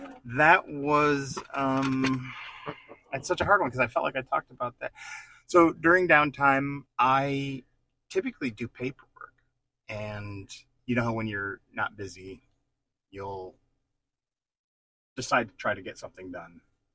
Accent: New Jersey, United States; And I'm from New Jersey.

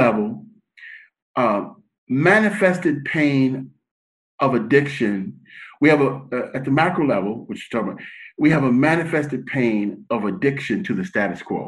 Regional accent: United States; as American, that's our culture

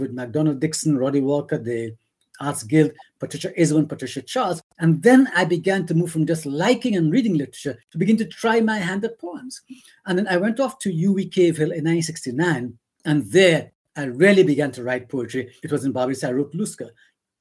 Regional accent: Castries, St. Lucia; I grew up in Castries, not central Castries, but just outside of Castries.

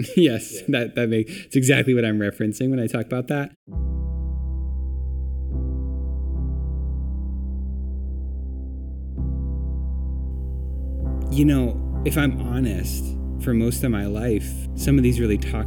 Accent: United States; being an American, it's all baked into our American culture

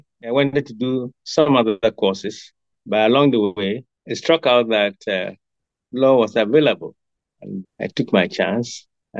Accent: Kumasi, Ashanti, Ghana; born there; also born or lived in Sekondi-Takoradi / Axim / Wa / Tamale; I was born in Kumasi, and I got most of my education in the South, from Kumasi to Sakoradi, Sekendi, Axim, and eventually to Wa in the Upper West regions.

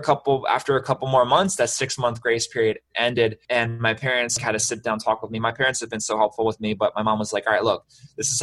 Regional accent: Baltimore, Maryland, United States; I'm from Baltimore

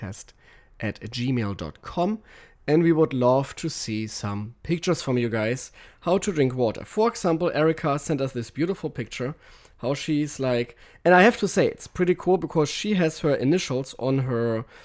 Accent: Germany; I apologize as a German right here.

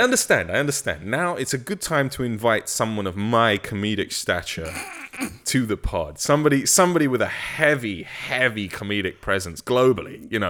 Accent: England, United Kingdom; I grew up in England

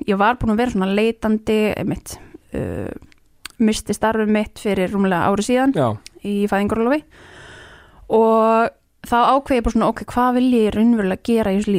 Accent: near Borgarnes, Western Region, Iceland; ég er alveg upp á kúabúi upp í sveit já. rétt fyrir um borganis

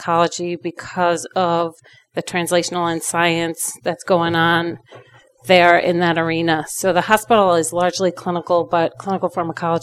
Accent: New York, United States; also born or lived in Rochester; I was born and raised in New York

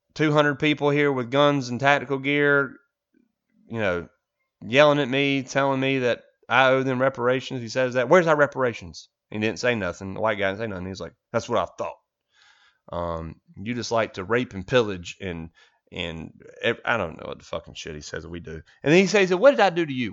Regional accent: United States; as an American

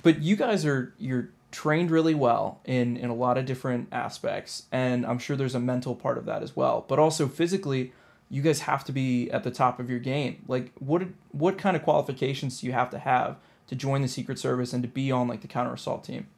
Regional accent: Annapolis, Maryland, United States; Annapolis, Maryland

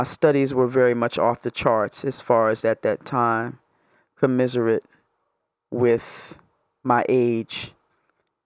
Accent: New York, United States; moved away; I'm originally from New York.

